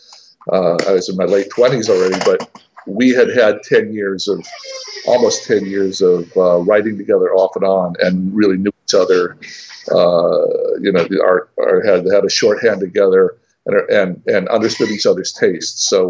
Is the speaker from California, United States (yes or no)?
no; East Tennessee, United States; also born or lived in Atlanta, Georgia / Minnesota; we ended up in East Tennessee, which is where I grew up through middle school and high school and college